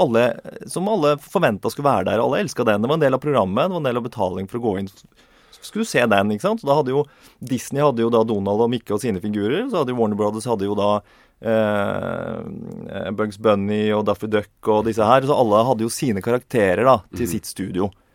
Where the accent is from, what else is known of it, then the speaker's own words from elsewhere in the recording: Inderøy, Trøndelag, Norway; vi vokste opp i Trøndelag, Nord-Trøndelag, på mm. Inderøy kommune